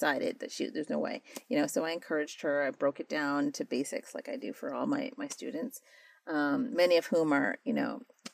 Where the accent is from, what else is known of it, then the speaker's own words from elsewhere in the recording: United States; I was born and raised here